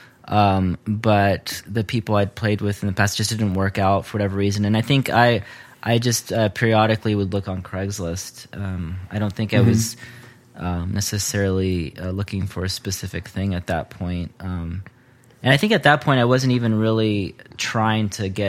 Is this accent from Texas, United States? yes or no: yes; Temple, Texas, United States; moved away as an adult; also born or lived in Austin, Texas; now in Denver, United States; I grew up in Central Texas, a town called Temple, and I moved to Austin to go to college, and I lived in Austin for a few years before I moved to Denver